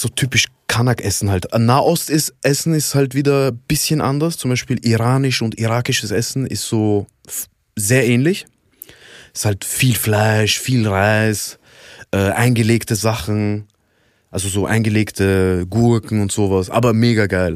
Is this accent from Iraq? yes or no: yes; Iraq; moved away; Ich komme ja ursprünglich aus dem Irak